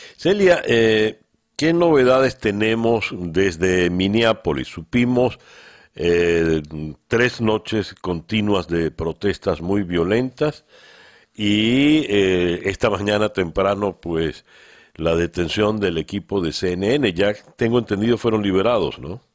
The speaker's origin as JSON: {"language": "Spanish", "country": "Venezuela", "said": "de esa división venimos los venezolanos. Y por todo lo que he vivido como venezolano"}